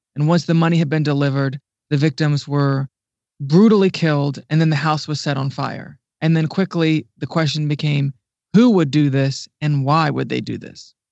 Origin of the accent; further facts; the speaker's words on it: Ohio, United States; moved away as an adult; now in Washington, D.C., United States; And I'm actually originally from Ohio, the Midwest, and I moved, um, to D C about ten years ago